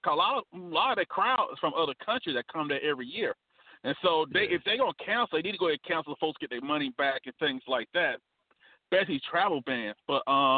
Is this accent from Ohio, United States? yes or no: no; Alabama, United States; Alabama State's my hometown.